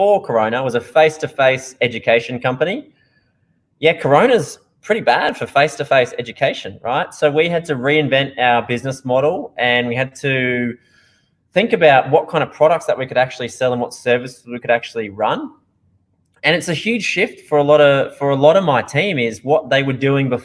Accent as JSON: {"language": "English", "country": "Australia", "accent": "Australian", "moved": "yes", "lives_now": "Netherlands", "said": "I'm from Australia originally"}